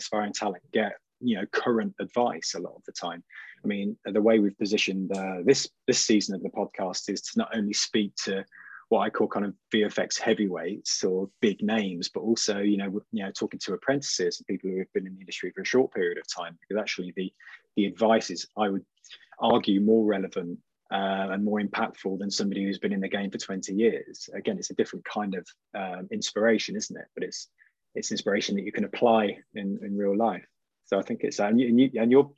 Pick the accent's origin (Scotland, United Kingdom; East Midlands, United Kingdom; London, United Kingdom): East Midlands, United Kingdom; Leicester; I am also from Leicester